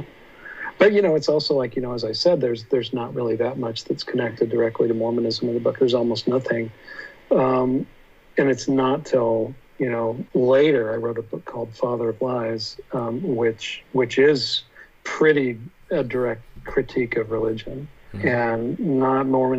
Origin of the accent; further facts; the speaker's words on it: Utah, United States; when I was a kid growing up in Utah